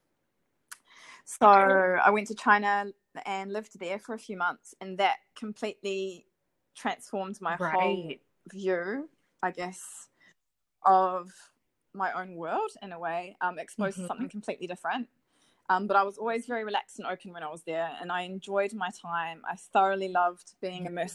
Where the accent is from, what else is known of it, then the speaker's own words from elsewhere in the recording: Taranaki, New Zealand; moved away; originally I'm from New Zealand. I'm from quite a small town in the North Island. It's called Taranaki